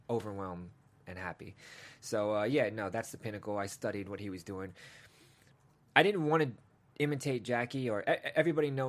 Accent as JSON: {"language": "English", "region": "England", "country": "United Kingdom", "tie": "born there", "said": "Listen, man, I was born in England, man. We just traveled around a lot."}